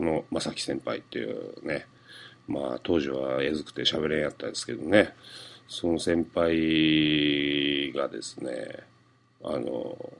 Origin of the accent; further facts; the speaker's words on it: Fukuoka, Japan; accent: Hakata dialect; moved away; 自分の生まれ育った長住団地の歌があったりとかですね、そういう地元ネタバリバリでですねもう福岡の人が聞いたら